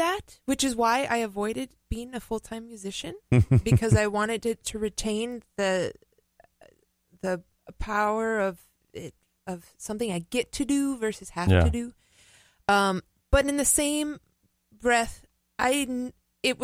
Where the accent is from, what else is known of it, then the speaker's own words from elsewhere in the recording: Minneapolis, Minnesota, United States; moved away as an adult; No, I grew up in Minneapolis.